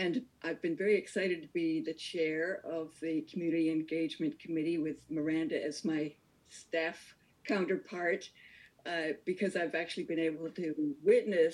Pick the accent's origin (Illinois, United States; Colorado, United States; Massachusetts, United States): Massachusetts, United States; Gloucester; I grew up in Gloucester, and I remember the museum when it was still the Historical Society